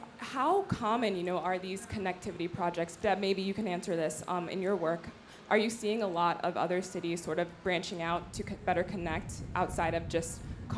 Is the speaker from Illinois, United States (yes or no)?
no; Cleveland, Ohio, United States; I grew up in Cleveland